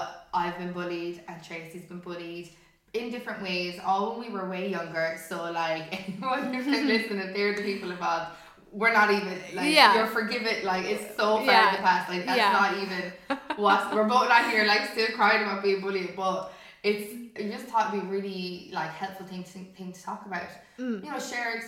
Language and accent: English; Limerick, Munster, Ireland; I'm from Limerick as well